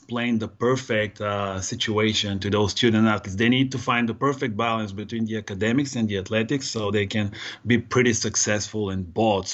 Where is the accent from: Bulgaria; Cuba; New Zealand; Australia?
Bulgaria; Varna, Varna Province; also born or lived in New York / Connecticut; now in Southern California, United States; my hometown, Varna